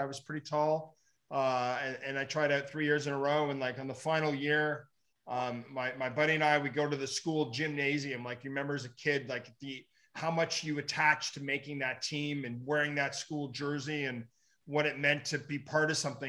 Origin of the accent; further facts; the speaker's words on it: Ottawa, Ontario, Canada; Canadian boy.